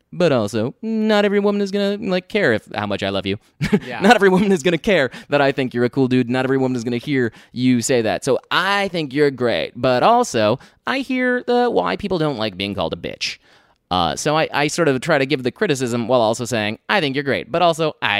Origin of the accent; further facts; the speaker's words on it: United Kingdom; No, but I'm British. I'm British.